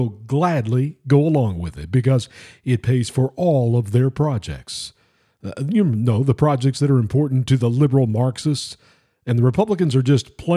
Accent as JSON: {"language": "English", "region": "Florida", "country": "United States", "said": "I'm from Florida"}